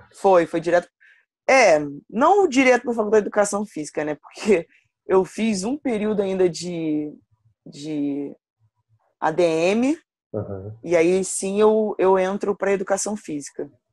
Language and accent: Portuguese; Rio de Janeiro, Brazil; eu sou de Campo Grande, da, do Rio de Janeiro, Zona Oeste, e participei de um projeto aqui no perto da minha casa